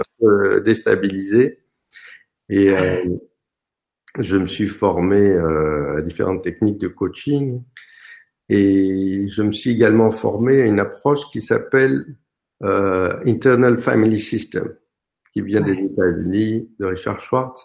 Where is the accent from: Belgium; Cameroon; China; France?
France; je suis français